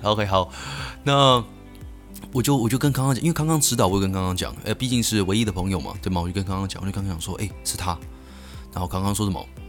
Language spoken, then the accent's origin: Chinese; Keelung, Taiwan; 我是基隆人。好，所以，呃，我在国一呢是在，在，在基隆的国中了